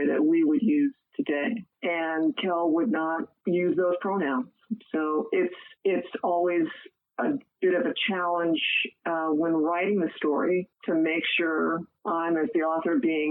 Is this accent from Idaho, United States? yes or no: no; San Diego, California, United States; moved away as an adult; also born or lived in Missouri / Texas / New England; now in East Coast, United States; I'm a native Californian, so I grew up there. I grew up in San Diego